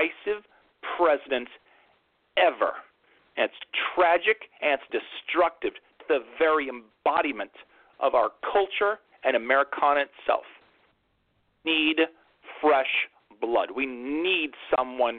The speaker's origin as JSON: {"language": "English", "region": "New York", "country": "United States", "said": "I'm a New Yorker."}